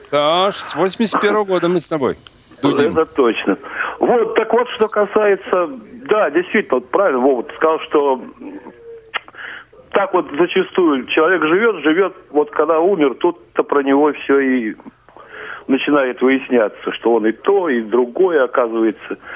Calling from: Saint Petersburg, Russia; Добрый день. Я из Петербурга.

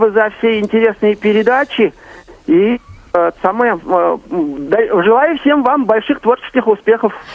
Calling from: Kazan, Tatarstan, Russia; я из Казани.

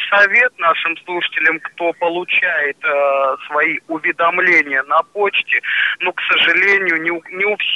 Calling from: Biysk, Altai Krai, Russia; Я звоню вам из Алтайского края, город Бийск, так называется наш

